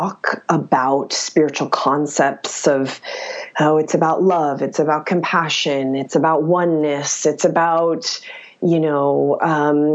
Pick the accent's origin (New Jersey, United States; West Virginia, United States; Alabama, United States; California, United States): West Virginia, United States; now in Los Angeles, United States; I'm a girl from West Virginia